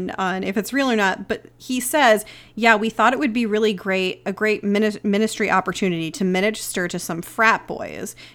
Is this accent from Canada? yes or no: yes; Canada; make some sort of joke like how I'm incapable of doing something because I'm Canadian.